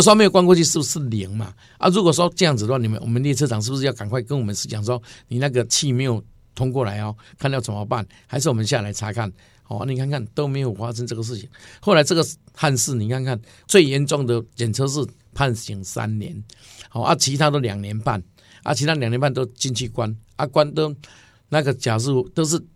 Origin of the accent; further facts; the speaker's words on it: Taiwan; 我们台湾话叫做“卡卡”